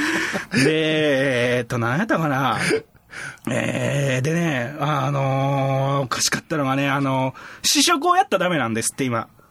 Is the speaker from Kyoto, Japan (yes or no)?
yes; area along the JR Nara Line, Kyoto, Japan; うちの地元